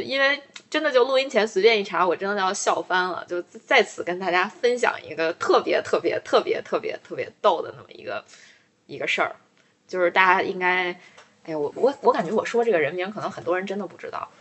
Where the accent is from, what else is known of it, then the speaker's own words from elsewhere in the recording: China; 我作为一个中国人